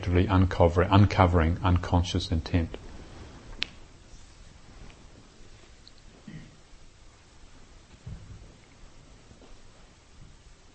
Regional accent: New Zealand; I was brought up in New Zealand

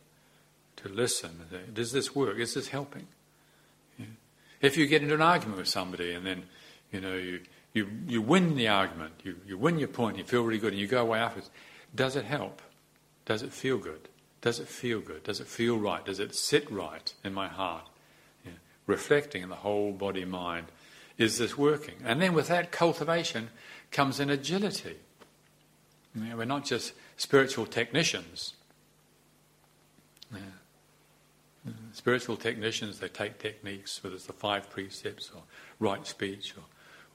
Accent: New Zealand; moved away as an adult; also born or lived in Thailand / Europe; Growing up in New Zealand

